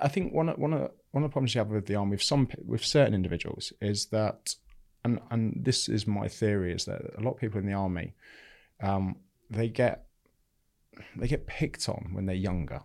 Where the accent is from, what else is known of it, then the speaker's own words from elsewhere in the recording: Bognor Regis, South East England, United Kingdom; I grew up in, in Bognor Regis in West Sussex. I still live in Bognor Regis now.